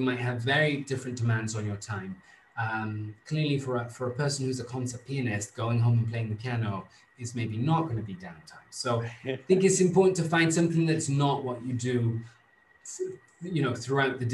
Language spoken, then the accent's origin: English; Wales, United Kingdom; moved away as an adult; now in Rome, Italy; in my home country, so much is conditioned by the weather